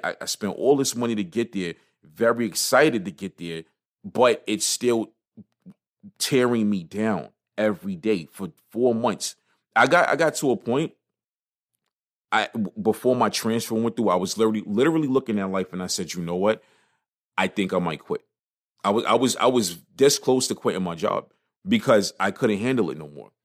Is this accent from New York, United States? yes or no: yes; New York City, New York, United States; also born or lived in New Jersey; I grew up on Crown between, Crown is, Crown is Schenectady, but kinda between Crown and U, between Schenectady and Utica Avenue